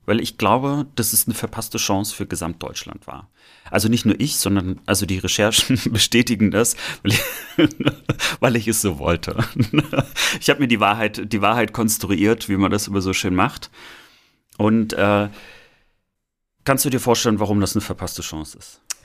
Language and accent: German; East Germany, Germany; mit uns sozusagen aufgewachsen sind im Osten